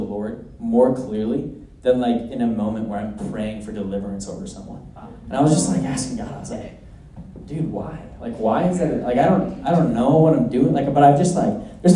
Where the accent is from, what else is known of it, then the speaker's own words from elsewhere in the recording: Minnesota, United States; I'm from Minnesota